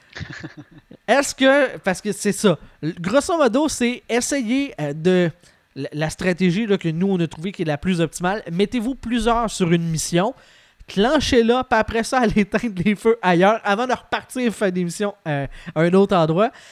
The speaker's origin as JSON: {"language": "French", "region": "Quebec", "country": "Canada", "said": "je viens du Lac-Saint-Jean"}